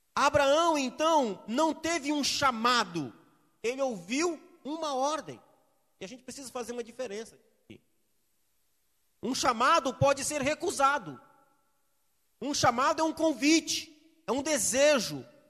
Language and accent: Portuguese; Espírito Santo, Brazil; Eu sou capixaba, gosto de peixe, de muqueca